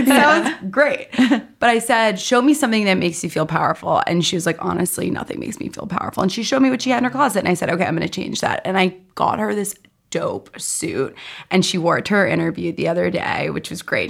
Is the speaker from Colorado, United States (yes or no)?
no; New York City, New York, United States; I grew up in New York City.